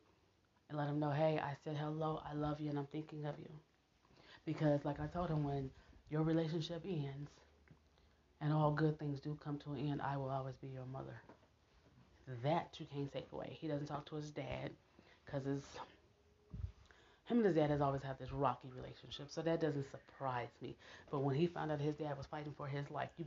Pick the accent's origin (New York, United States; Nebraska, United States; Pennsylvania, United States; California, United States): Nebraska, United States; I'm from Nebraska